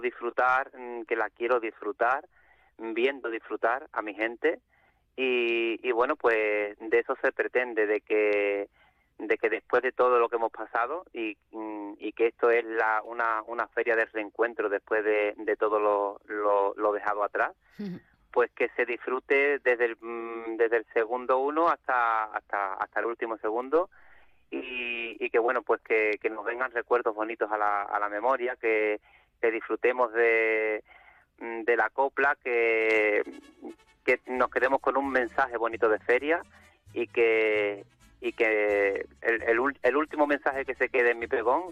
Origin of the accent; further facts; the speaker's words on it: Algeciras, Andalusia, Spain; Algeciras y, de mi tierra y de toda mi gente